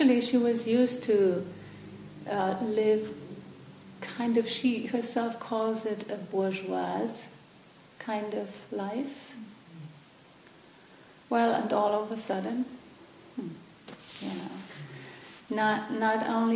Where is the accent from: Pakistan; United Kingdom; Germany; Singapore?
Germany; English is a second language; moved away; where I come from Germany.